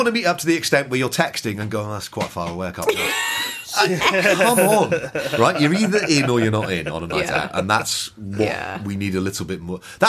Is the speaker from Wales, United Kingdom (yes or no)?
yes; Newport, Wales, United Kingdom; I went to a school that's a state school from Newport that did Latin